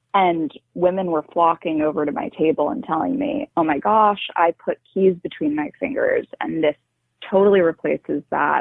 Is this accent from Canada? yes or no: no; New York City, New York, United States; I grew up in New York City